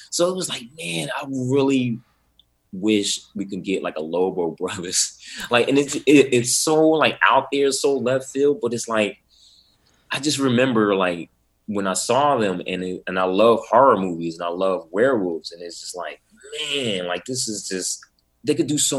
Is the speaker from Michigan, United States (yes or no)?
no; Atlantic City, New Jersey, United States; also born or lived in Pleasantville, New Jersey; And I grew up in Atlantic City, New Jersey. But on the weekends, I would go to my grandmother's house.